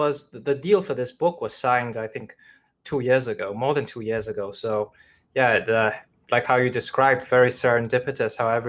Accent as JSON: {"language": "English", "country": "China", "tie": "born there", "said": "that stems from how I was born in China"}